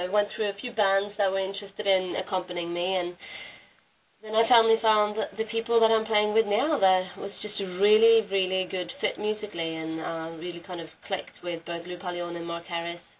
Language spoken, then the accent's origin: English; Norway; moved away as an adult; also born or lived in Australia; now in Philadelphia, United States; I grew up in Norway in a family that didn't really have much exposure to music.